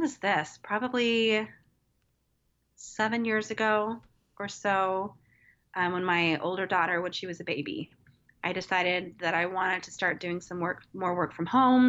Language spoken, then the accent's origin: English; Wichita, Kansas, United States; also born or lived in Evansville, Indiana / San Diego, California; now in Kansas City, United States; I knew I wanted to come back to my hometown, which is Wichita, Kansas area.